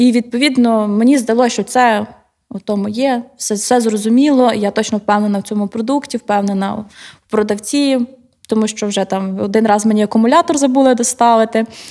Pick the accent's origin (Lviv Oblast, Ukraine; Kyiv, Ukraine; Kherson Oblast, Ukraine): Kyiv, Ukraine; Я взагалі з Києва, і в мене батьки також